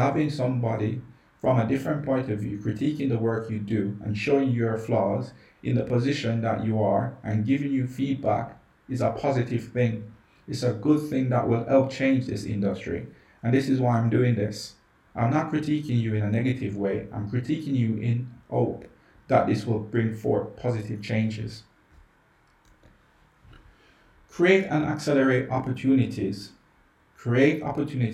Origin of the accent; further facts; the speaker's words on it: Jamaica; I grew up in Jamaica